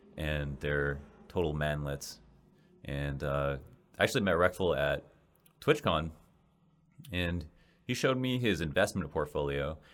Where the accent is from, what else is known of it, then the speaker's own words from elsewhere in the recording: Canada; moved away as an adult; now in Los Angeles, United States; as a Canadian